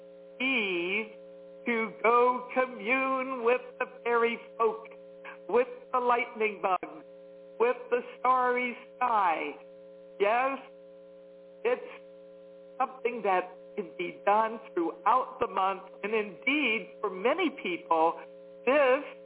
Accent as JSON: {"language": "English", "town": "Washington", "region": "District of Columbia", "country": "United States", "tie": "born or raised there", "moved": "yes", "said": "Washington, D.C. metro area is my hometown"}